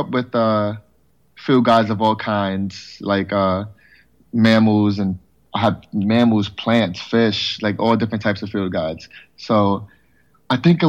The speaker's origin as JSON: {"language": "English", "town": "New York City", "region": "New York", "country": "United States", "tie": "born or raised there", "said": "Born and raised in the Bronx, still in the Bronx"}